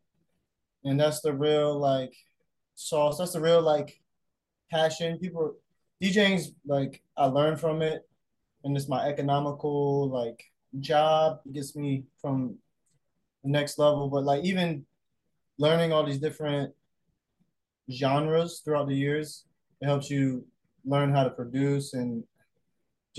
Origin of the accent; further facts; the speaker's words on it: Aiken, South Carolina, United States; moved away as an adult; also born or lived in Augusta, Georgia; now in Charleston, United States; I grew up in South Carolina, the Carolina, Georgia border. And it was in Aiken, South Carolina, Augusta, Georgia.